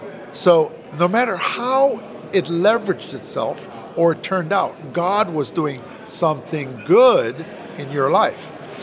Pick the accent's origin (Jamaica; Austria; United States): Jamaica; Kingston; moved away as an adult; So I came from Kingston, Jamaica.